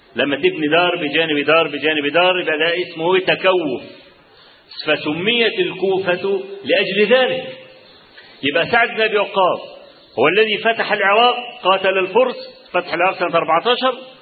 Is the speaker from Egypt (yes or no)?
yes; Kafr El Sheikh Governorate, Egypt; عندنا في كفر الشيخ